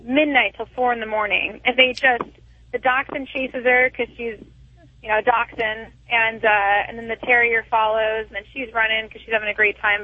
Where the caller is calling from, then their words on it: Long Beach, California, United States; I'm calling from Long Beach, California